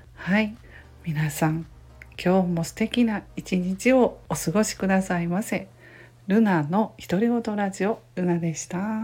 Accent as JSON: {"language": "Japanese", "region": "Kansai", "country": "Japan", "said": "関西人なので"}